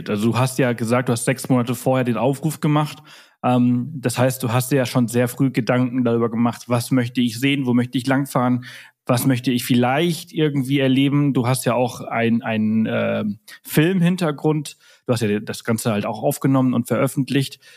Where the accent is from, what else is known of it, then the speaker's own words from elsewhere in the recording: Munich, Bavaria, Germany; now in Brandenburg an der Havel, Germany; Ist natürlich auch ein bisschen schwer, äh, Lokalpatriotismus als Münchner in äh, Brandenburg an der Havel zu haben.